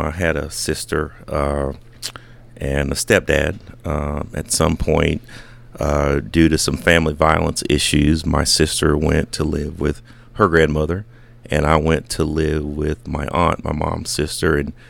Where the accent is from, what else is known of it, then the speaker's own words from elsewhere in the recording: Garland, Texas, United States; Garland, Texas.